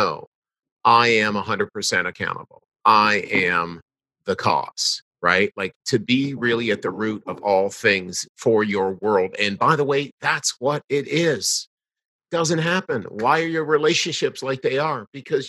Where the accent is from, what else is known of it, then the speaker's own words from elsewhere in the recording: The Blue Mountains, Ontario, Canada; out in the town of Blue Mountains, my hometown